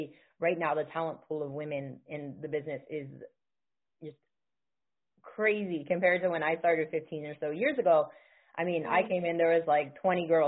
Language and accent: English; Cleveland, Ohio, United States; now in Canada; I grew up in the Cleveland area, which has a huge Polish community